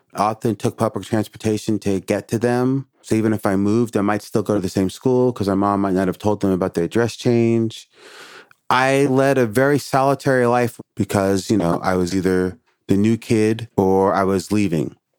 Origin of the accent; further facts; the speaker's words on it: New York City, New York, United States; moved away as an adult; now in Portland, United States; I had a lifetime of growing up in Brooklyn